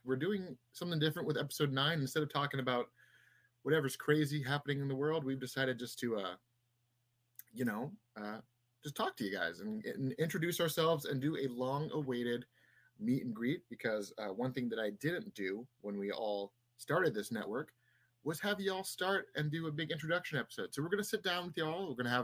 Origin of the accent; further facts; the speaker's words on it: San Diego, California, United States; moved away; I'm originally from San Diego. I grew up North County, San Diego